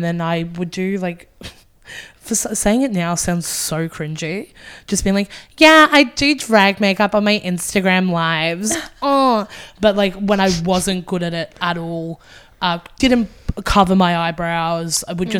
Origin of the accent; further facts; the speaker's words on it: Gold Coast, Queensland, Australia; moved away as an adult; now in Brisbane, Australia; I'm from the Gold Coast initially as well.